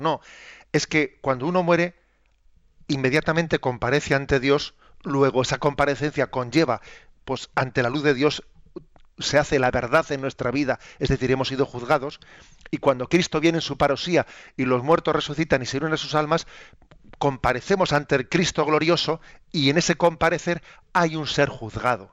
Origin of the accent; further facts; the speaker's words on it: Spain; entre nosotros en España